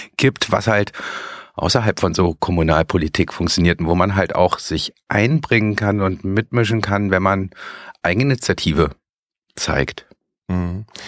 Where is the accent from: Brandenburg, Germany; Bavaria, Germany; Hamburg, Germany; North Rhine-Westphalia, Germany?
North Rhine-Westphalia, Germany; Bonn suburbs; ich komme aus dem Speckgürtel von Bonn